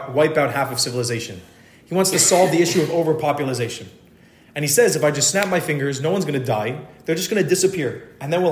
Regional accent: Miami, Florida, United States; now in Netanya, Israel; I grew up in Miami.

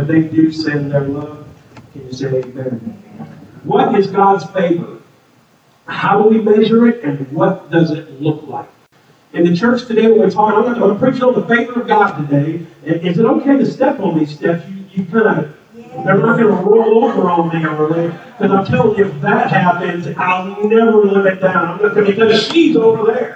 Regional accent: Peoria, Illinois, United States; moved away as an adult; now in Atlanta, United States; I was born and raised in Peoria most of my life, but then the last 3 years of high school, we went down to southern Illinois, and I now live in the Atlanta, Georgia area.

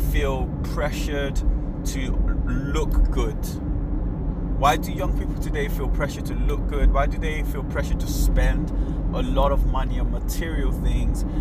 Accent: Nigeria; I'm Nigerian

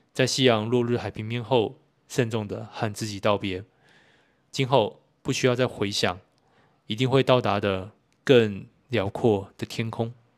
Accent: Kaohsiung, Taiwan; also born or lived in Tainan; 身为高雄人

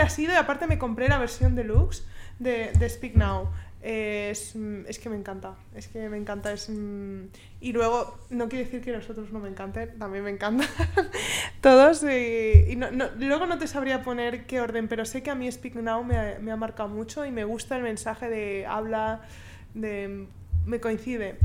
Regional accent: Spain; Yo española

